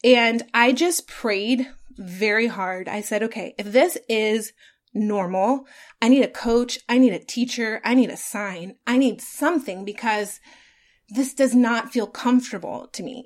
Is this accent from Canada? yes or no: no; Atlanta, Georgia, United States; I got to work for my hometown radio station that I grew up listening